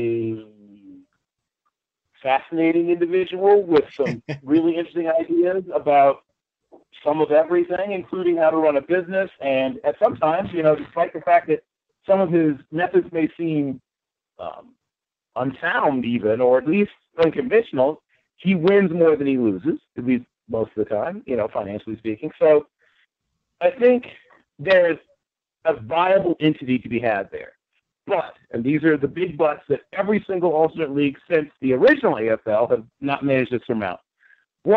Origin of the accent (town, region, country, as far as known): Norfolk, Virginia, United States; born or raised there